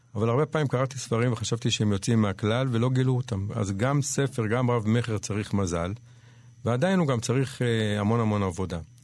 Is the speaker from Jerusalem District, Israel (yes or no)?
yes; Jerusalem, Jerusalem District, Israel; also born or lived in Panama / New York; נולדתי בנחלאות בירושלים